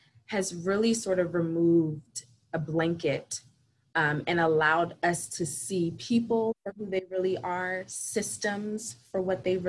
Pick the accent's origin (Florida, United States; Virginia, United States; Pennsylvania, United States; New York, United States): Pennsylvania, United States; Philadelphia; I am a Philadelphia native, daughter of two immigrants. So I'm Haitian American. I have been living in Philadelphia pretty much my entire life